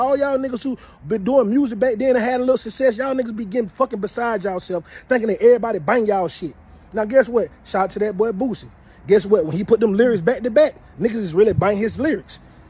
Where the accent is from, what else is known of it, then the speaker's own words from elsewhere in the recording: Atlanta, Georgia, United States; I'm from the South, nigga. I'm from Bankhead, nigga. I'm from the West Side, nigga.